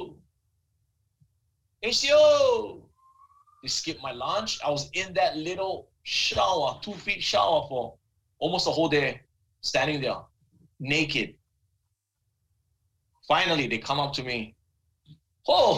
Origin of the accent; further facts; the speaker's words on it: Big Island, Hawaii, United States; I'm a punk from Big Island